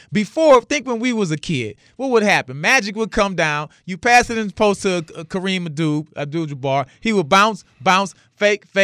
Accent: New Orleans, Louisiana, United States; I'm from New Orleans

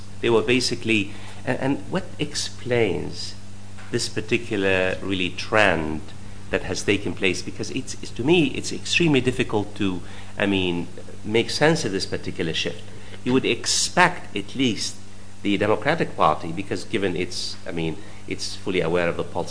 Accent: United States; I mean, I'm myself American and I follow

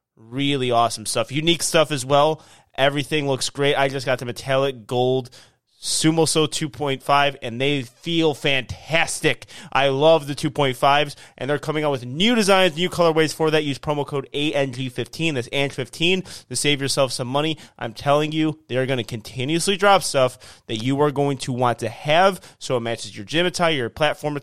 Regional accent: Illinois, United States; now in Houston, United States; I'm from Houston, or I live in Houston. I'm from Illinois

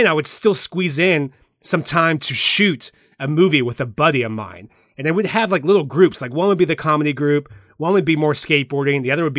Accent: Midwest, United States; I'm a Midwesterner, I guess.

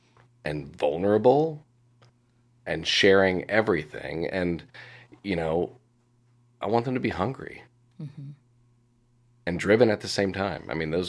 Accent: Indiana, United States; also born or lived in New York; I didn't show up back in Indiana, which is my hometown, with a professionally certified coaching certification.

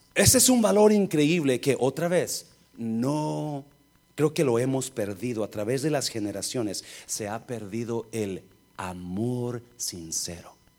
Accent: Nayarit, Mexico; moved away; está mi pueblo, bajando de la loma está el pueblo

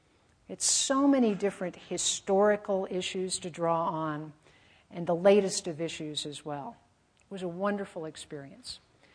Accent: Colorado, United States; I grew up in Colorado, loved spending weekends in the mountains with my parents

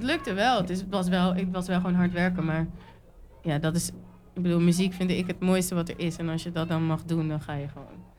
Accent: Netherlands; ik ben ook geboren getogen in Nederland

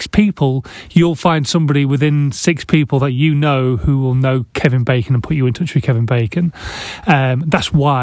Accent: Yorkshire and the Humber, United Kingdom; I am a Yorkshireman.

